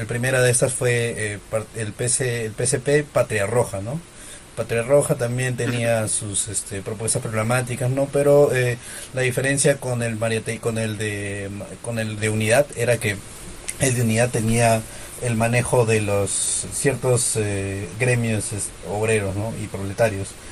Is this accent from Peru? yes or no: yes; Peru; como peruano